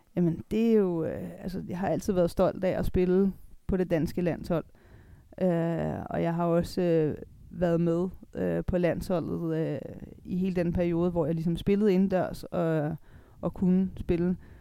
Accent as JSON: {"language": "Danish", "country": "Denmark", "also_born_or_lived": "Italy / Germany", "said": "her hjemme i Danmark er vi"}